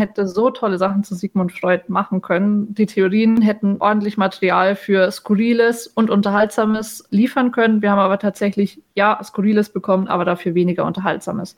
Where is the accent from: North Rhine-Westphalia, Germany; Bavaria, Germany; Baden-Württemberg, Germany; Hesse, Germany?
Bavaria, Germany; moved away; ich komme auch ursprünglich aus Bayern, wie man hört